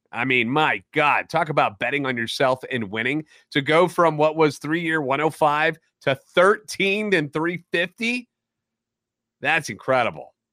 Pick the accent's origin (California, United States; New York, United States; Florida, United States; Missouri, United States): Missouri, United States; St. Louis; I'm a national radio sports anchor, born and raised in the Lou and a lifetime Cardinals fan.